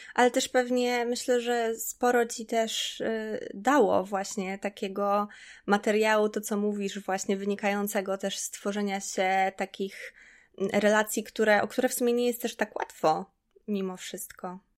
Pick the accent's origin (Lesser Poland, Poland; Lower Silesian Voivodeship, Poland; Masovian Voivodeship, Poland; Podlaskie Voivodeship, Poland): Podlaskie Voivodeship, Poland; Czarna Białostocka; also born or lived in Białystok; ja się wychowałam w Czarnej Białostockiej